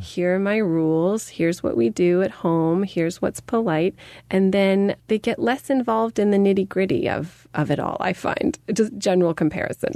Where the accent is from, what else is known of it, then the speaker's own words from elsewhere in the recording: United States; moved away; growing up in America